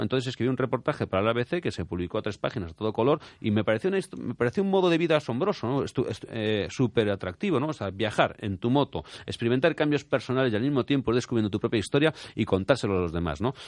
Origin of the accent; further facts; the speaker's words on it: Spain; como español me enorgullece